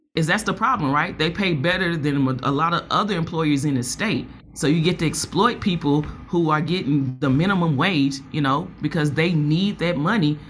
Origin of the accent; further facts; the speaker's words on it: Nashville, Tennessee, United States; I'm from Nashville